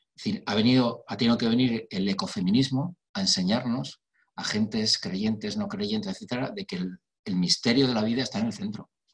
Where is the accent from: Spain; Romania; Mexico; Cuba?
Spain; mi país, en España